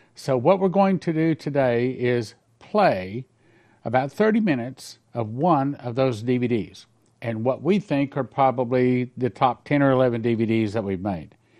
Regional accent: Odessa, Texas, United States; moved away; my hometown of Odessa, Texas

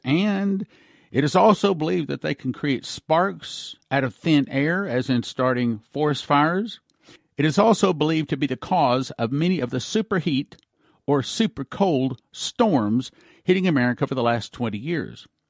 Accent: Texas, United States; I was raised in Texas.

